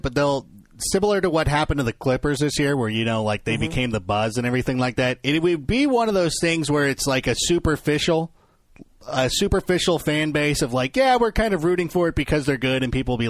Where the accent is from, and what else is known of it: Los Angeles, California, United States